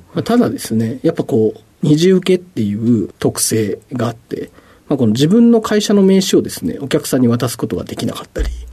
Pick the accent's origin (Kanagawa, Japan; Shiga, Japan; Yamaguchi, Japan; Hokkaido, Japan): Kanagawa, Japan; Yokohama; 出身は、えーと、横浜市の保土ヶ谷区でして